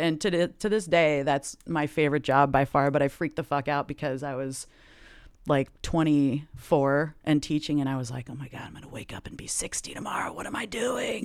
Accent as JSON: {"language": "English", "town": "Lake Oswego", "region": "Oregon", "country": "United States", "tie": "born or raised there", "also_born_or_lived": "Los Angeles, California", "said": "I grew up, I was born in L A, actually, and then, um, right before my sixth birthday, we moved to Lake Oswego, Oregon"}